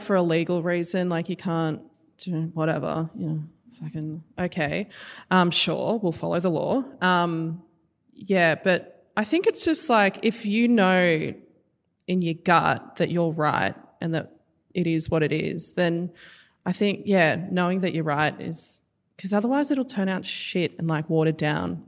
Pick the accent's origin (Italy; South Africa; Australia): Australia; being a First Nation. I'm, you know, I'm from here